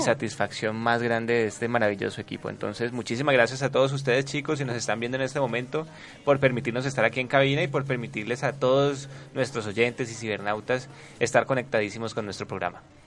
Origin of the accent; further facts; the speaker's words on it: Cali, Valle del Cauca, Colombia; de nosotros como caleños